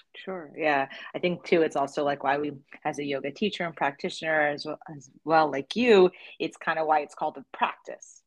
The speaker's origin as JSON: {"language": "English", "region": "New Jersey", "country": "United States", "tie": "born or raised there", "said": "as a child grow, growing up in New Jersey"}